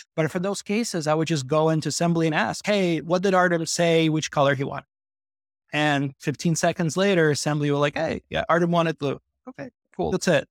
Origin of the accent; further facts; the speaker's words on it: New York, United States; moved away as an adult; also born or lived in Belarus / Odessa, Ukraine; now in Amsterdam, Netherlands; I was born in Belarus, and when I was nine years old, I came over to New York with my family